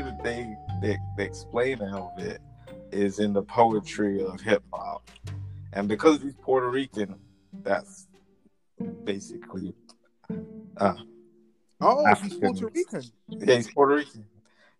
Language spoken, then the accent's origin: English; London, United Kingdom; also born or lived in Edgware / Wembley; we moved to Wembley from Edgware or Burnto, and we were in a slightly nicer neighborhood than we were in Edgeware.